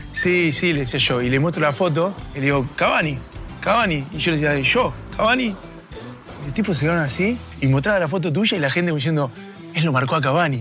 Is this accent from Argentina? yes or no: yes; Argentina; el argentino vive cerca de Uruguay y hasta hablamos parecido